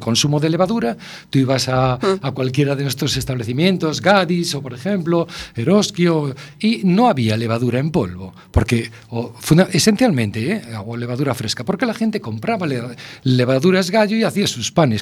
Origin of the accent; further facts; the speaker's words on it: A Coruña, Galicia, Spain; yo soy un enamorado de La Coruña, lo llevo en, la sangre, ¿no? Yo nací en mi casa, soy de esos niños que nació en su casa